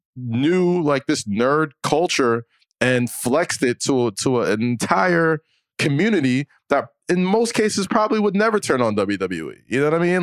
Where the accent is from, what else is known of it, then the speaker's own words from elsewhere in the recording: United States; I'm an American